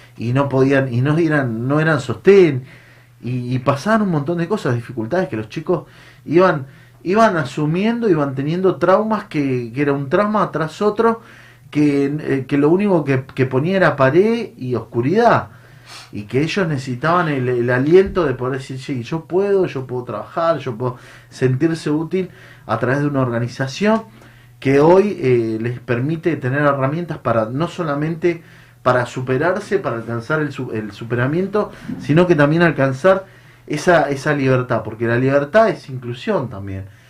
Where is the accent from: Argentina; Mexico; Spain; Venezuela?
Argentina; Mendoza; moved away as an adult; yo soy un, hombre del interior, vengo de Mendoza. Eh, llegué muy joven, 19 años.